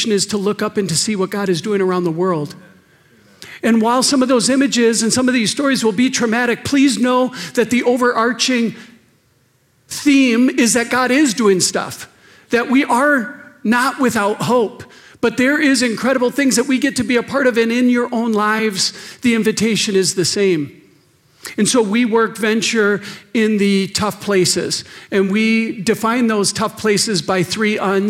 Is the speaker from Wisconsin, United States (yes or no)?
yes; Wisconsin, United States; moved away; I grew up in Wisconsin.